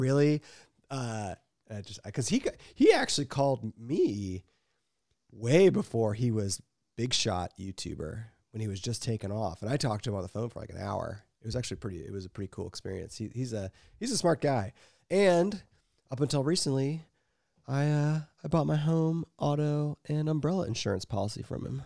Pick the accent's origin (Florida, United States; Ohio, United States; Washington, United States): Ohio, United States; We don't have actual skiing in Ohio